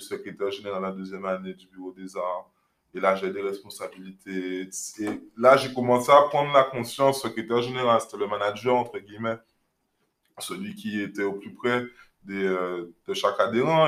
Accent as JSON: {"language": "French", "country": "Guadeloupe", "tie": "born or raised there", "also_born_or_lived": "Paris", "moved": "as an adult", "said": "J'ai grandi en Guadeloupe"}